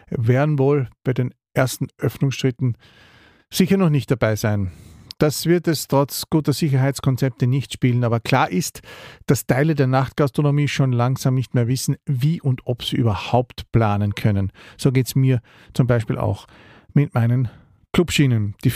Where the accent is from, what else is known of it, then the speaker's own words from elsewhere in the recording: Carinthia, Austria; Wie schwer ist es eigentlich als Kärntner in der Schlangengrube Wien, von Kärntner zu Kärntner?